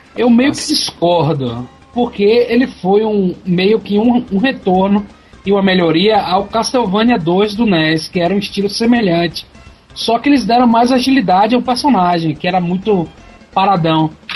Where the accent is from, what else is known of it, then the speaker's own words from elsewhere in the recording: Brazil; o nosso sotaque daqui